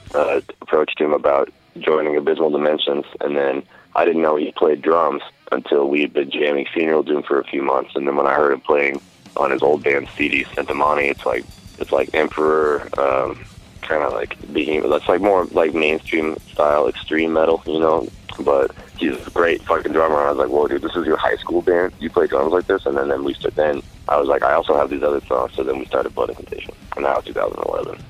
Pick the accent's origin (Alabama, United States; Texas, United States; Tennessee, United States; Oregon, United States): Oregon, United States; Salem; moved away as an adult; also born or lived in Twin Falls, Idaho; now in Colorado, United States; I'm from Salem, Oregon. Um, I lived there from 1987 to 1991, and then I lived in Twin Falls, Idaho from 1991 to 2002, and I moved back to Salem, Oregon from 2002 until 2011